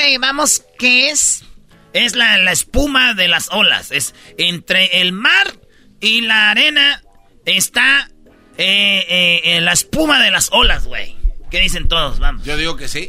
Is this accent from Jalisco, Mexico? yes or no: yes; Tepatitlán, Jalisco, Mexico; soy de Tepatitlán